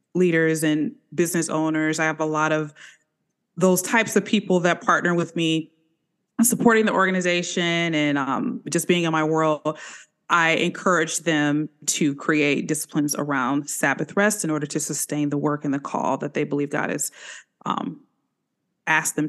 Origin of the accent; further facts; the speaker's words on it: Chicago, Illinois, United States; also born or lived in Atlanta; now in Smyrna, United States; I'm originally from the Chicagoland area, kind of a transplant here